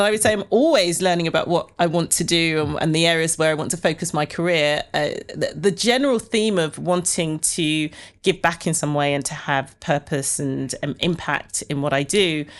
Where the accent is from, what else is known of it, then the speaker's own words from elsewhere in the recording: Ilford, London, United Kingdom; born there; Well, I was born in Ilford, not too far from here, in the East End of, well, where East End meets Essex.